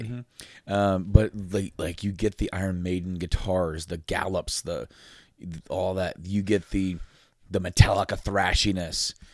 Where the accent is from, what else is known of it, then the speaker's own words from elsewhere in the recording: Frankfort, Indiana, United States; we're from, like, like, around Indy area, Frankfort, Indiana